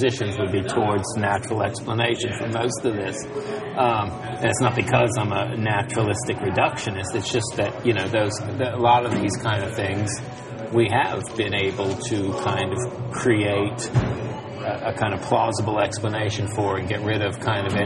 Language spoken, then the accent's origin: English; Virginia, United States; I'm from Virginia, so we had vampires in our neighborhood